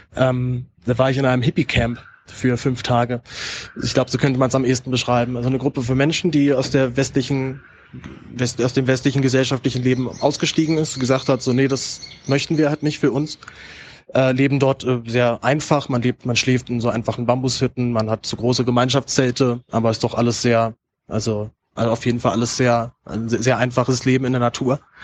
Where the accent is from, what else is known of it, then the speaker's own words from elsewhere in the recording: Berlin, Germany; meine Heimatstadt Berlin